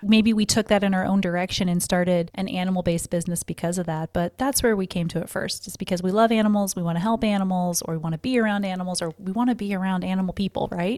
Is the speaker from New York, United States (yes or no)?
no; Missouri, United States; now in Florida, United States; When I was a Missouri girl, I also born and raised in Missouri